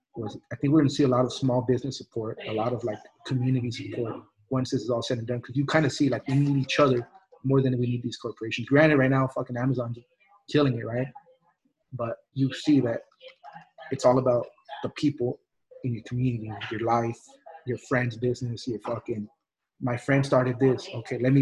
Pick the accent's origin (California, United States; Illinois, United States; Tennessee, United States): California, United States; El Monte; also born or lived in Mexico; where I grew up in El Monte